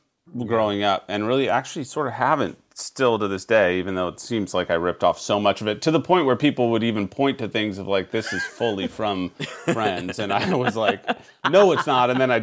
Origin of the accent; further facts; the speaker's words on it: San Francisco, California, United States; also born or lived in Chicago / New York; I grew up in San Francisco for the first 8 years, and then Chicago, and then lived in New York and here.